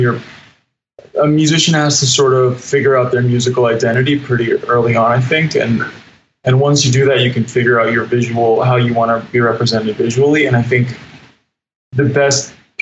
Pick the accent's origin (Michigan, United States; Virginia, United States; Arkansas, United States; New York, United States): Virginia, United States; D.C.; I'm from Virginia, right outside of Washington, D.C., and I grew up just loving music